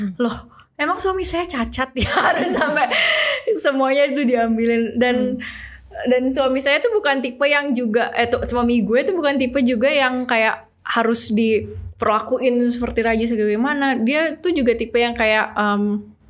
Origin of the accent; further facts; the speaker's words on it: Indonesia; kita Indonesia sendiri, orang Indonesia sendiri